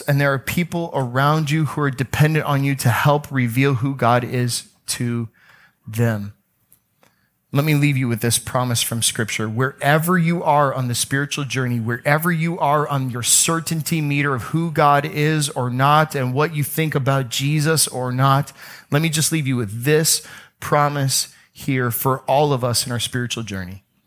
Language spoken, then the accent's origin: English; Oldsmar, Florida, United States; I was growing up in Oldsmar, Florida